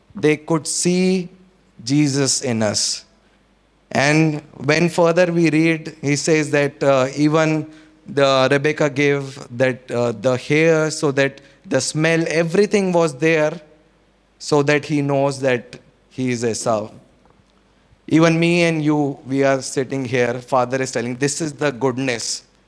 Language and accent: English; Chandigarh, India; also born or lived in Solan, Himachal Pradesh; we came down from Solan to Chandigarh, and uh, uh, even the school we got